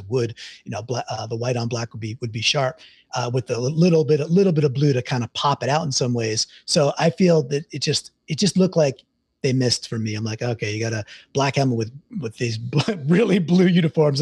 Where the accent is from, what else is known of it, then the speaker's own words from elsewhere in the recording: Deer Park, New York, United States; also born or lived in Queens, New York; I was born in Queens, grew up in Long Island, a town called Deer Park.